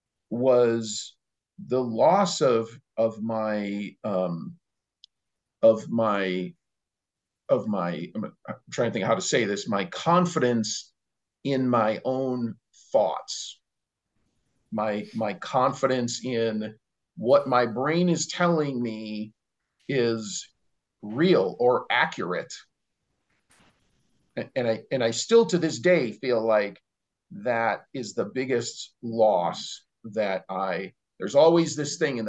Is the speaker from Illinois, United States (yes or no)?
yes; Chicago, Illinois, United States; moved away as an adult; now in Montana, United States; I was born and raised in Chicago. And so my all my hospitalizations took place there before I moved out here to Montana